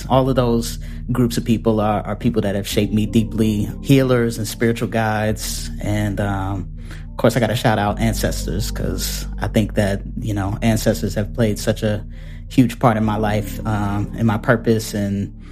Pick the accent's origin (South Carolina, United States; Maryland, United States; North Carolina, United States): Maryland, United States; Hyattsville; I'm originally from Hyattsville, Maryland, and most people don't know what Hyattsville is when I say that. So just for context, Hyattsville is a town it's in PG County, Maryland, but it's literally 5 minutes outside of Northeast DC. Born and raised there.